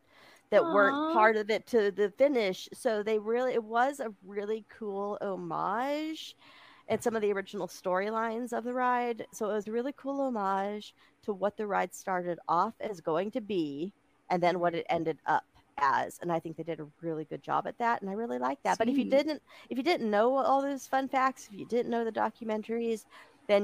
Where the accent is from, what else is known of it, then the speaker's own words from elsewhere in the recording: California, United States; I grew up in California